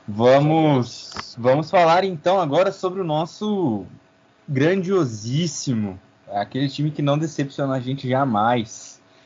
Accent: Santarém, Pará, Brazil; sou de Santarém

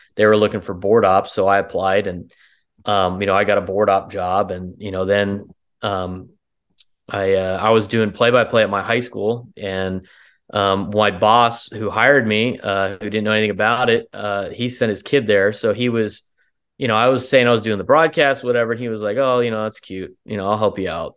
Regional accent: San Diego, California, United States; also born or lived in Arizona; my hometown

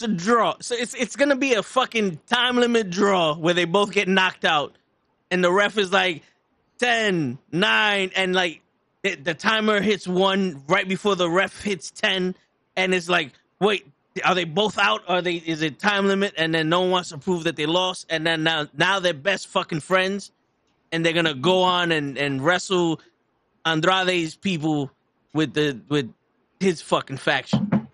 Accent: New York City, New York, United States; someone from the Bronx

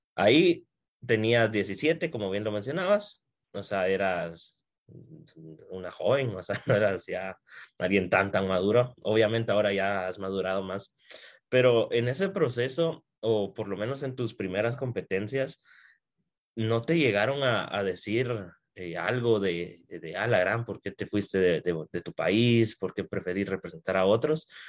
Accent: Guatemala; soy guatemalteco.

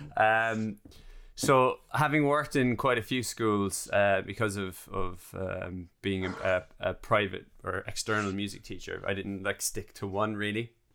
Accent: Ireland; moved away; I'm Irish

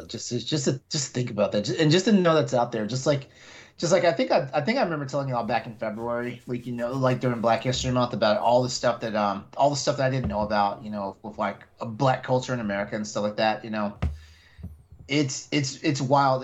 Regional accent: Texas, United States; I I grew up in Texas.

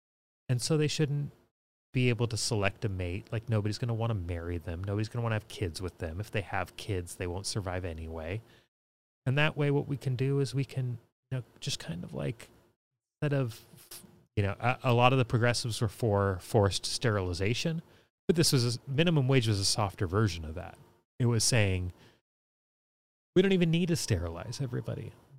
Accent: California, United States; I grew up here in California listening to Loveline and Adam Carolla

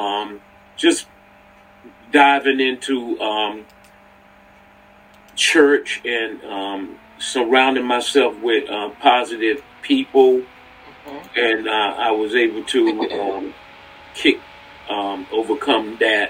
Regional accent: North Carolina, United States; moved away as an adult; I'm from North Carolina, so I was down in North Carolina

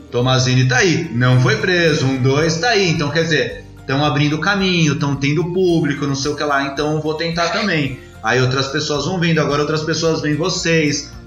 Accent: São Paulo, Brazil; eu cresci na Zona Sul. né? Lá no, nos Cafundó, na Zona Sul, Capão Redondo

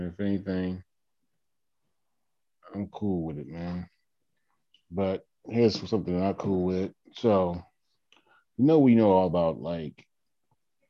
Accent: Atlantic City, New Jersey, United States; I am from Atlantic City

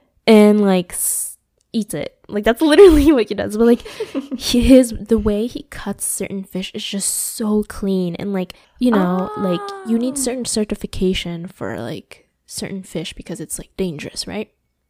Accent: Aichi, Japan; moved away; we're from Aichi too

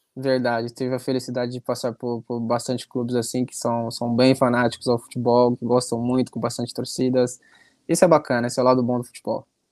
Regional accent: Brazil; moved away

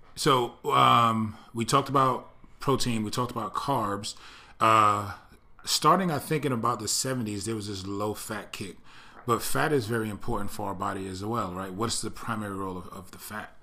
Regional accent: East Coast, United States; moved away; I grew up on the East Coast

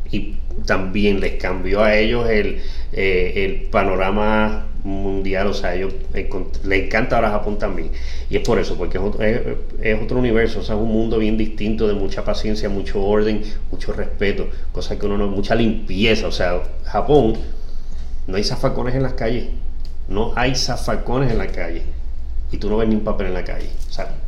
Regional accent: Puerto Rico; Puerto Rico desafortunadamente no tiene muy buenas conexiones para Latinoamérica. O sea, somos parte de Latinoamérica

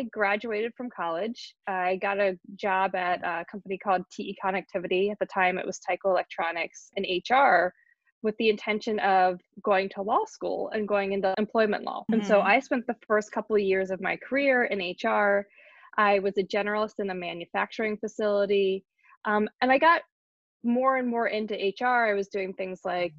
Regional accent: Hershey, Pennsylvania, United States; growing up in the Hershey, Pennsylvania area

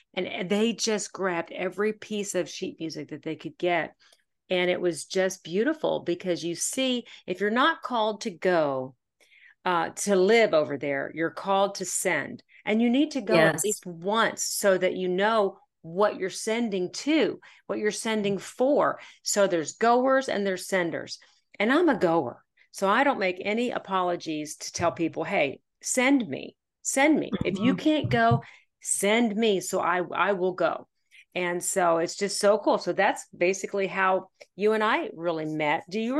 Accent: Pennsylvania, United States; born there; now in Arkansas, United States; I'm now living in the state of Arkansas. I was born in Pennsylvania, so I've always been a Yankee.

